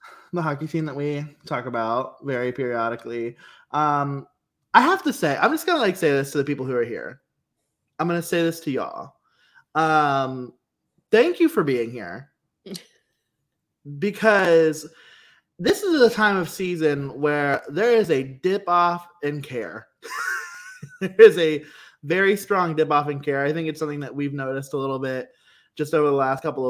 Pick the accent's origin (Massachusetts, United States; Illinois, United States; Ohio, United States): Ohio, United States